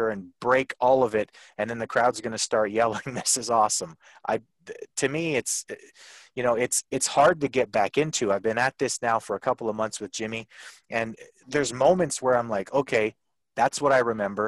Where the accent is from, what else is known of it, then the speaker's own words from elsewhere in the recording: Canada; I'm from Canada